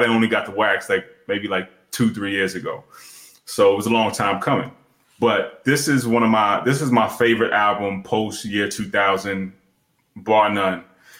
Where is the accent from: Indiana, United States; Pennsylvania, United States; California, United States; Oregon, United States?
Pennsylvania, United States; moved away; I'm originally from Pennsylvania